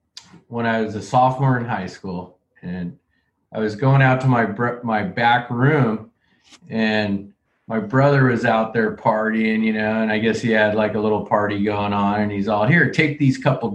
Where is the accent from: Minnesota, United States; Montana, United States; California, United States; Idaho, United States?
California, United States; growing up in California